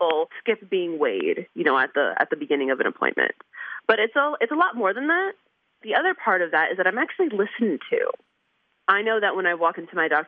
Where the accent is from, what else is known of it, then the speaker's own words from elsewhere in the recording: New York, United States; moved away; I'm from New York